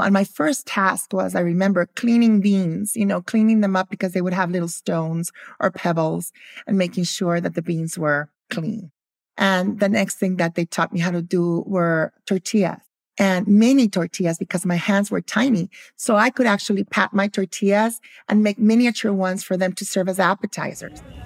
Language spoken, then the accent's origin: English; Guatemala; also born or lived in Philadelphia, United States; I grew up in Guatemala